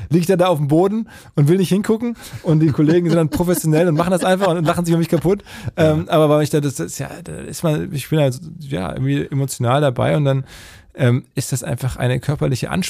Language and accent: German; North Rhine-Westphalia, Germany; now in Hamburg, Germany; ich bin ja aus dem Ruhrgebiet, wenn man mit dem Zug nach Hamburg fährt, über die ähm, Elbbrücken hier reinfährt und das ist jedes Mal schön